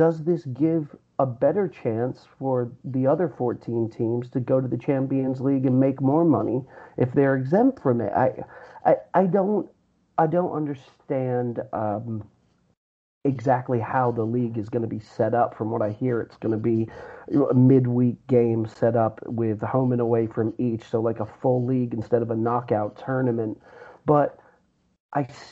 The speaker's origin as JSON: {"language": "English", "region": "England", "country": "United Kingdom", "tie": "born or raised there", "said": "growing up in England and having English friends"}